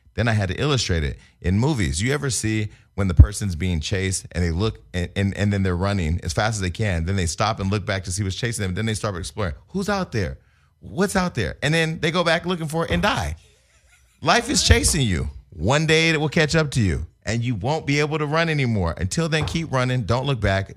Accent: Stockton, California, United States; moved away; I was from Stockton

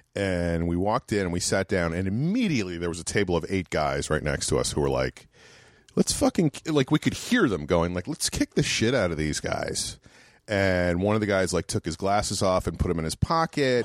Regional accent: New York, United States; moved away; also born or lived in Worcester, Massachusetts; I grew up in New York, right outside New York City

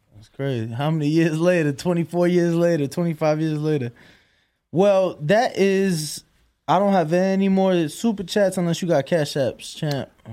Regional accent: Chicago, Illinois, United States; I'm from Chicago

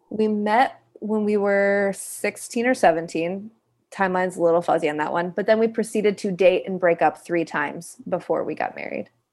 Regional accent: Kalamazoo, Michigan, United States; I am originally from Kalamazoo, Michigan, a little town in the Midwest

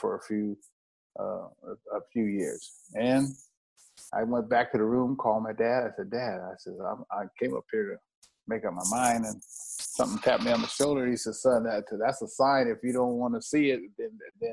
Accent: Riverside, California, United States; We're all from Riverside

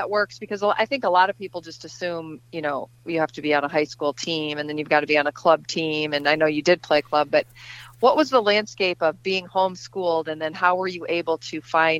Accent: Dubuque, Iowa, United States; born or raised there

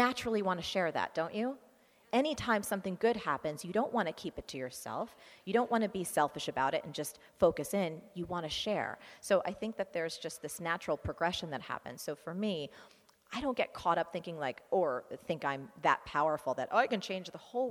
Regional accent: New Jersey, United States; I am from New Jersey

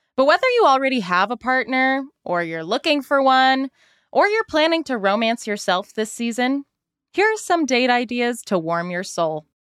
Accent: Salt Lake City, Utah, United States; I'm from Salt Lake City

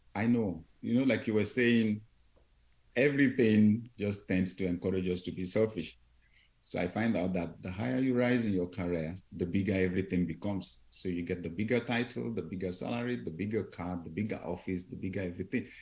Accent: Nigeria; we came on vacation from Nigeria

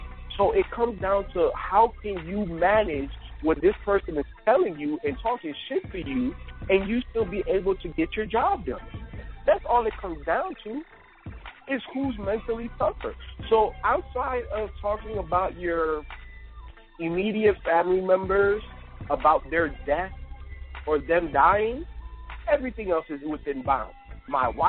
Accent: Chicago, Illinois, United States; You know, and you know, I'm from Chicago

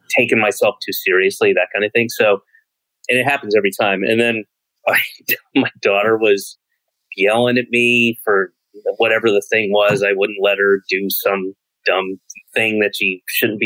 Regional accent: Georgia, United States; I grew up in Georgia

